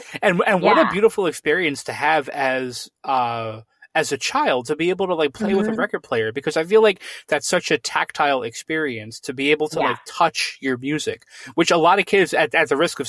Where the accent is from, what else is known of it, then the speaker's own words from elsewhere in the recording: Connecticut, United States; moved away as an adult; now in Pennsylvania, United States; my wife and I gave serious thought to moving away from Pennsylvania, because I'm from Connecticut originally.